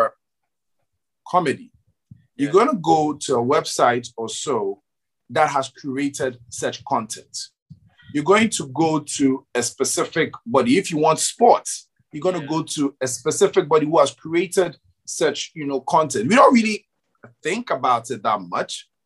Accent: Ghana; for me as a Ghanaian

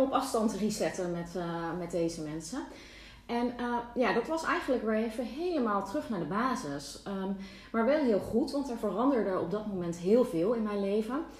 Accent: Netherlands; moved away as an adult; also born or lived in Barcelona, Spain; now in Castelldefels, Spain; ik een bevoorrecht mens ben als Nederlander

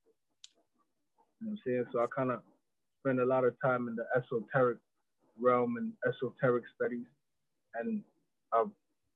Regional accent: New York City, New York, United States; accent: American; moved away as an adult; also born or lived in East London, United Kingdom; now in London, United Kingdom; I grew up in New York

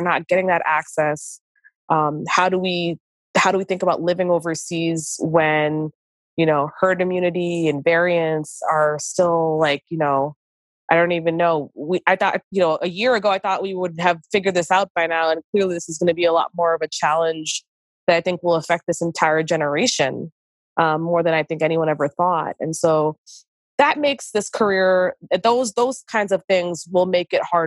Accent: New York, United States; moved away as an adult; also born or lived in Egypt / Washington, District of Columbia, United States; I love New York. I am from New York.

